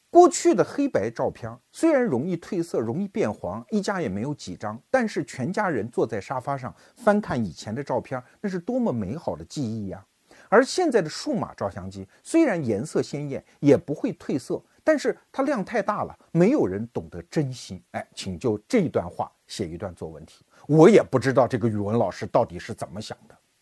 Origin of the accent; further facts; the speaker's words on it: China; 我们中国人是实用主义者